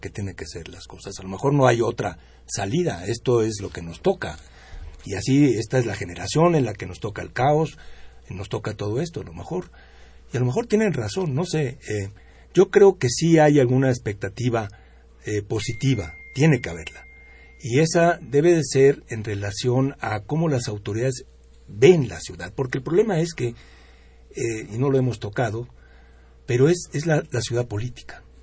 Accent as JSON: {"language": "Spanish", "region": "Mexico City", "country": "Mexico", "said": "bueno, es que yo soy de la Ciudad de México y a mí me encanta y amo la Ciudad de México"}